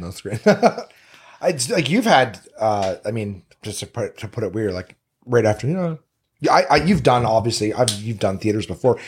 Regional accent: Canada; now in Los Angeles, United States; as a Canadian

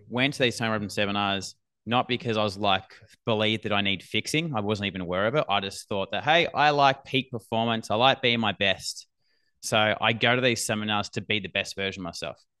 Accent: Australia; accent: Australian

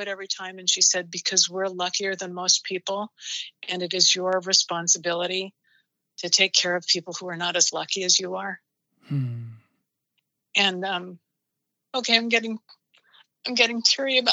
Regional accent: Portland, Oregon, United States; I grew up in Portland, Oregon

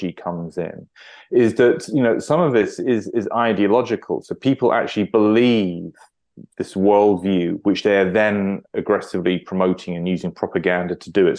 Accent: United Kingdom; as a British citizen

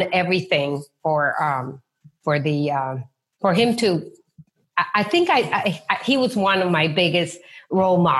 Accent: Peru; moved away as an adult; now in United States; I was born in Peru

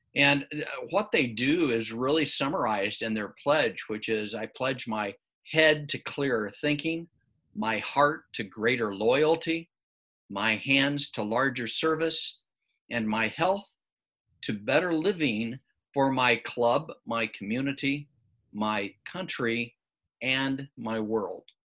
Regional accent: Midwest, United States; growing up in the Midwest

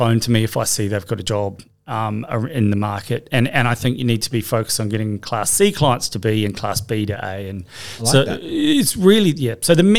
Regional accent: New Zealand; moved away as an adult; now in Australia; I came over from New Zealand having finished studying psychology

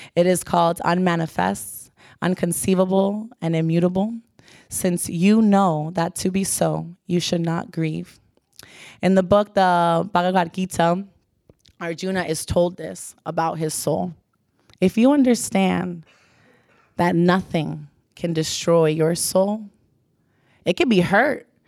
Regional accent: Pembroke Pines, Florida, United States; I'm from Pembroke Pines, just to give you a background, very suburban, middle class home.

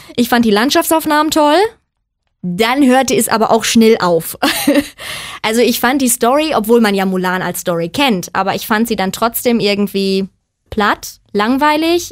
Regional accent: Germany; ich komme aus Deutschland

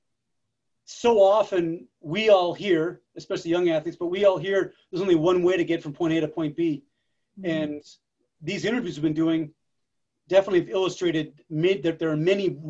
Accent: Massachusetts, United States; When I was a kid, I grew up in Massachusetts

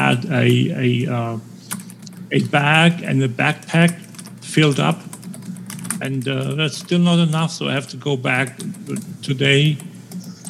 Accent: Schleswig-Holstein, Germany; English is a second language; The only stores that can be open are in my hometown are special permit border shops.

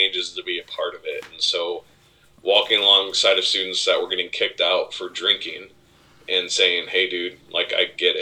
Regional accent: Berne, Indiana, United States; I grew up in Bern, Indiana, where we maybe had one person of color

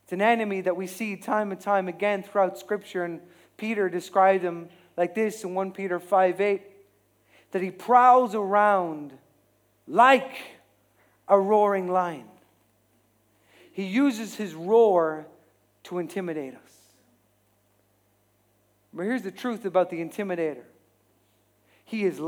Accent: Ireland; we as Irish people

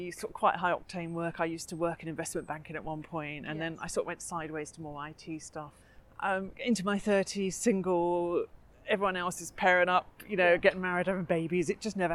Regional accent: Dunstable, East of England, United Kingdom; moved away as an adult; also born or lived in London; now in Ampthill, United Kingdom; I grew up in Bedfordshire

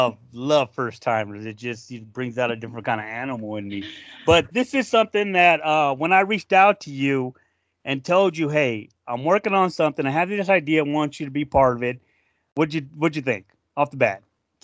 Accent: South Dakota, United States; Yes, Minnesota, and I'm from South Dakota.

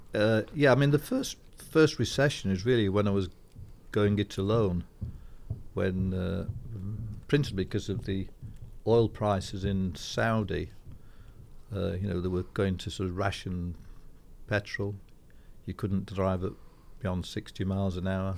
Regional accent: Yorkshire and the Humber, United Kingdom; also born or lived in Scotland; I'm a Yorkshire lad

